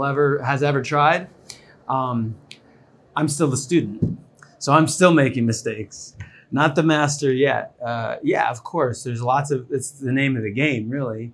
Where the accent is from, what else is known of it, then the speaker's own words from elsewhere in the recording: New York City, New York, United States; I grew up in New York City